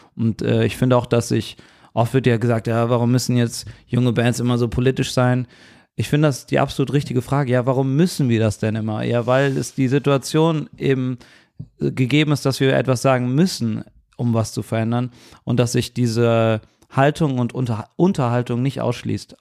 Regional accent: Cologne, North Rhine-Westphalia, Germany; Ich bin so in Köln geboren. und Ich spreche nur Deutsch und Kölsch.

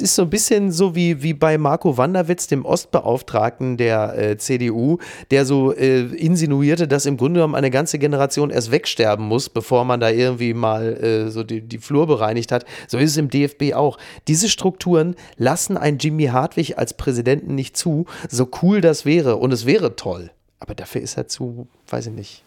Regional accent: Ruhr area, North Rhine-Westphalia, Germany; moved away; in meiner Ruhrgebietsheimat

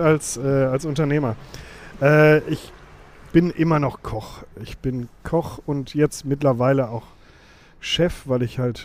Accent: Witten, North Rhine-Westphalia, Germany; geboren in Witten

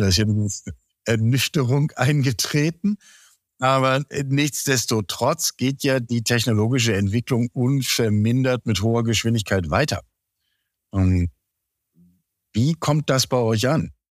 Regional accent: Germany; ich bin selber am Elbdeich aufgewachsen

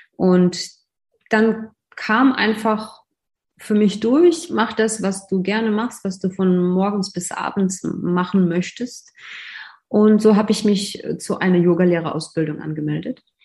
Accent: Russia; moved away as an adult; also born or lived in Moscow; now in Germany; Ich komme ursprünglich aus Russland

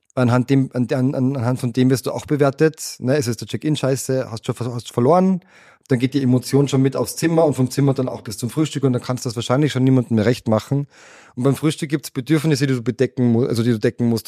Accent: Austria; wir als Österreicher

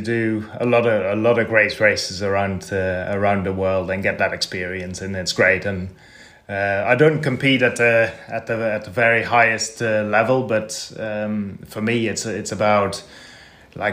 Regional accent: Netherlands; So I grew up in Holland

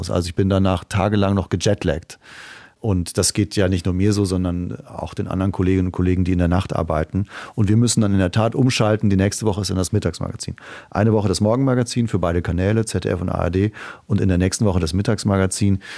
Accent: Trier, Rhineland-Palatinate, Germany; Schon Trier, und die Mosel. Das ist da, wo ich aufgewachsen bin, wo, wo alles begann. Meine Mutter wohnt noch dort

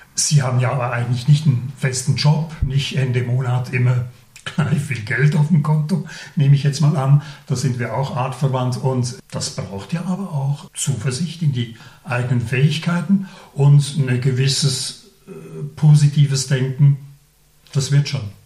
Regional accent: Laufenburg, Aargau, Switzerland; ich bin in Laufenburg aufgewachsen

